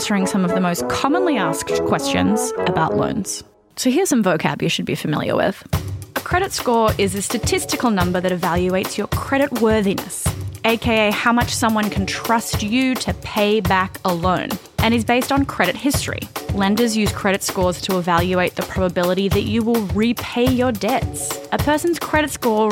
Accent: Australia; moved away as an adult; now in United States; And I'm from Australia. I moved to the US about 6 years ago.

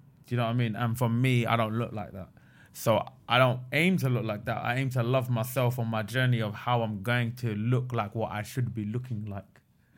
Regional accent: England, United Kingdom; born there; I'm from Pakistan, right? I was born in England. My grandparents were born in Pakistan.

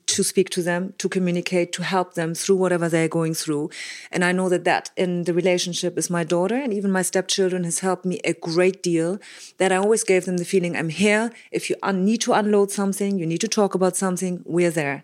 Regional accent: Germany; I grew up in Germany with, um, quite disciplinarian parents

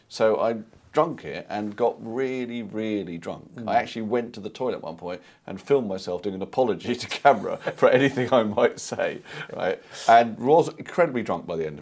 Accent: London, United Kingdom; I'm from London

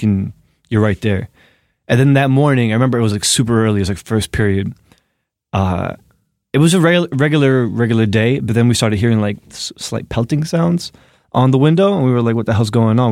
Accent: Newark, New Jersey, United States; moved away as an adult; now in New York City, United States; I'm from New Jersey, from Newark

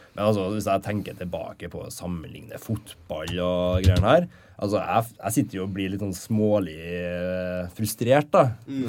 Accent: Levanger, Trøndelag, Norway; moved away as an adult; now in Trondheim, Norway; Levanger, der jeg kommer fra

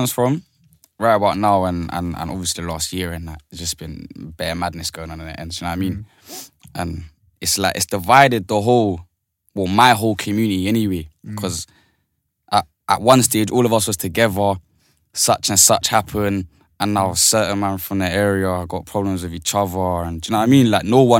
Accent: London, United Kingdom; Shepherd's Bush, East Acton.

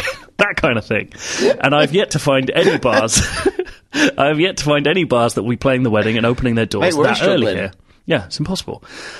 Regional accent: Wisconsin, United States; They're the American football team of my home state, Wisconsin.

